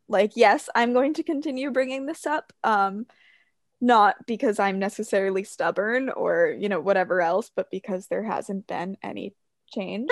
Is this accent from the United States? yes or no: yes; New Hampshire, United States; I grew up in New Hampshire, but in a more conservative family